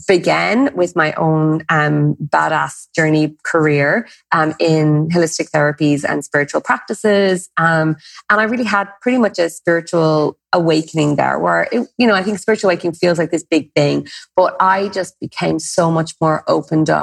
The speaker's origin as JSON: {"language": "English", "country": "Ireland", "said": "Everyone has a pub somewhere in their lineage as an Irish person"}